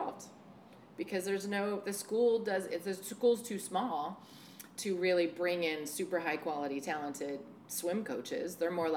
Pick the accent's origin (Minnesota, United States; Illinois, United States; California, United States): California, United States; San Francisco; moved away as an adult; also born or lived in Portland, Oregon; now in Astoria, United States; I grew up in San Francisco